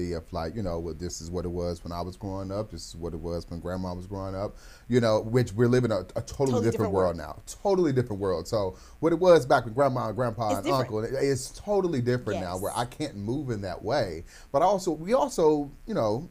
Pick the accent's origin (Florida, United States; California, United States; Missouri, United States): Missouri, United States; St. Louis; I grew up in St. Louis